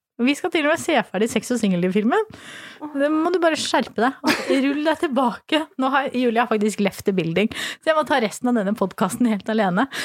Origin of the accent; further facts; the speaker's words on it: Flisa, Innlandet, Norway; moved away; så er jeg jo fra Flisa i Åsnes, og i hele kommunen totalt så bor det 8000 mennesker